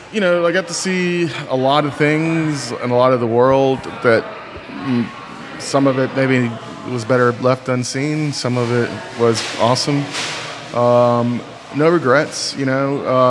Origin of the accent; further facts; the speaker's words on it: North Carolina, United States; also born or lived in Texas; North Carolina.